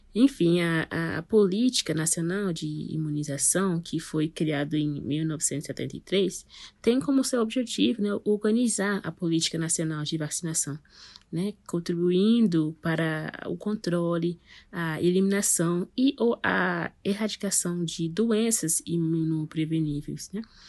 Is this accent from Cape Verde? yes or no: no; Guyana; now in Brasília, Brazil; eu sou natural da Guiana, que fica aqui no Mercúrio Sul